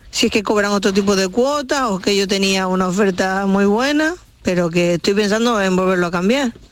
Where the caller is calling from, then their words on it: El Ejido, Andalusia, Spain; de Elegido.